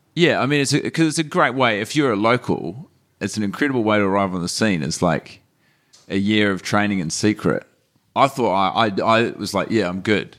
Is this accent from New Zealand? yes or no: yes; Christchurch, Canterbury, New Zealand; moved away; experiences growing up in Christchurch